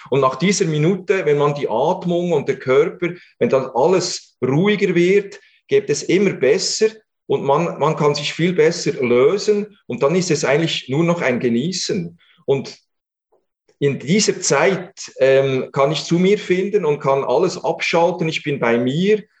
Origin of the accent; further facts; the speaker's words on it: Switzerland; bei uns in der Schweiz